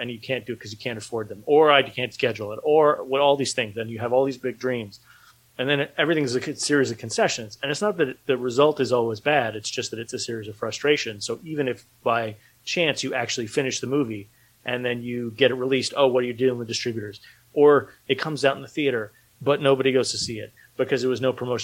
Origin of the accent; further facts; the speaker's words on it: United States; moved away as an adult; also born or lived in Philadelphia area; now in Philadelphia, United States; I'm from New York